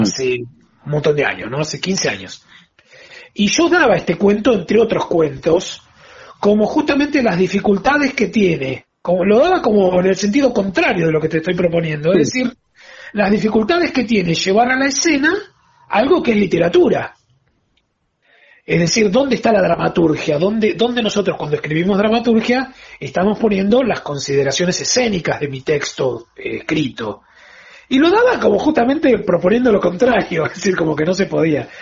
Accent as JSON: {"language": "Spanish", "town": "La Plata", "region": "Buenos Aires Province", "country": "Argentina", "moved": "yes", "lives_now": "Buenos Aires, Argentina", "said": "soy platense y me vine a Buenos Aires"}